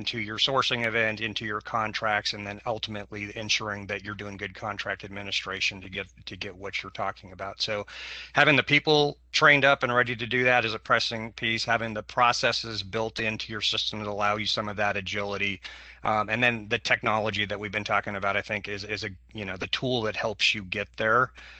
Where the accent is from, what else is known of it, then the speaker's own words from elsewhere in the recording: Portland, Oregon, United States; I'm from Multnomah County, which is the Portland, Oregon area, for those of you not familiar.